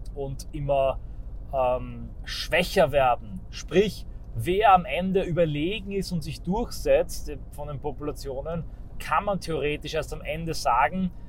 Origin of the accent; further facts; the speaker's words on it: Austria; bei uns in Österreich